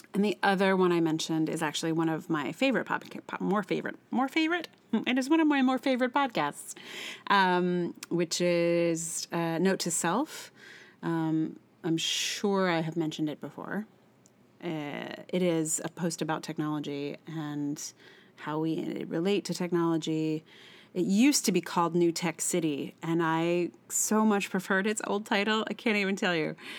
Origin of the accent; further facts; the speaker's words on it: Charlottesville, Virginia, United States; I'm from Charlottesville